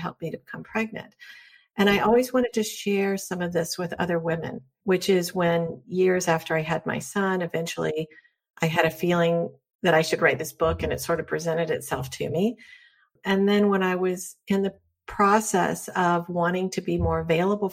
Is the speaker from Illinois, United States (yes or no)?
no; North Carolina, United States; I grew up in North Carolina in the South, which is pretty conservative.